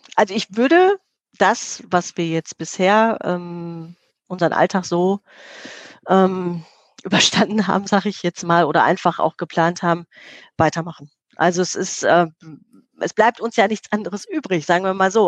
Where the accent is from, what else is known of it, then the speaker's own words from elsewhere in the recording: Herne, North Rhine-Westphalia, Germany; im Stadtteil Eickel ähm, groß geworden, direkt äh, zu Bochum-Wattenscheid hin